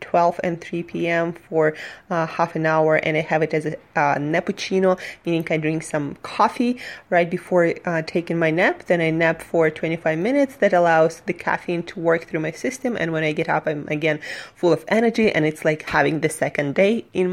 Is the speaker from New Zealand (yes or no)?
no; Surgut, Khanty-Mansi Autonomous Okrug, Russia; moved away as an adult; now in New York, United States; I'm from Russia, Siberia, a city called Surgut